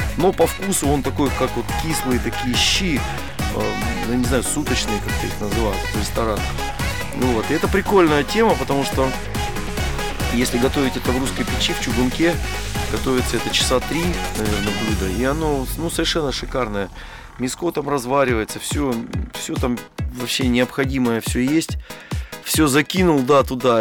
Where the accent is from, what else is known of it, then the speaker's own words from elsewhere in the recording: Siberia, Russia; moved away as an adult; also born or lived in Novosibirsk / Moscow; это моя родина, моя малая родина, это Сибирь